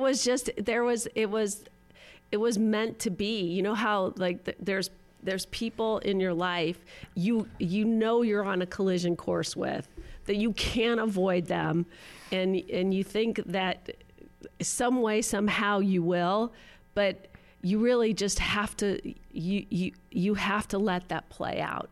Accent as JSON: {"language": "English", "town": "Los Angeles", "region": "California", "country": "United States", "tie": "born or raised there", "said": "I grew up in Pacific Palisades"}